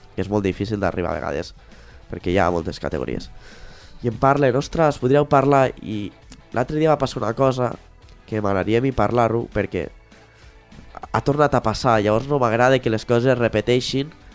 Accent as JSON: {"language": "Catalan", "town": "Balaguer", "region": "Catalonia", "country": "Spain", "said": "Jo sóc de Balaguer"}